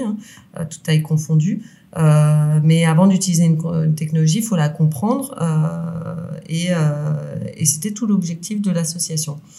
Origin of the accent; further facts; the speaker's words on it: Lyon, Auvergne-Rhône-Alpes, France; on est lyonnais